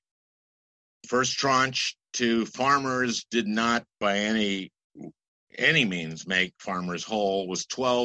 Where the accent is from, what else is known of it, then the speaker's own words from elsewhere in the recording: Minnesota, United States; I'm from Minnesota